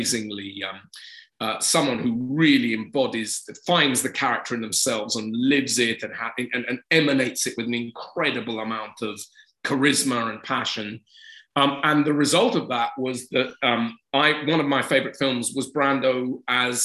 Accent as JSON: {"language": "English", "region": "England", "country": "United Kingdom", "said": "I am English"}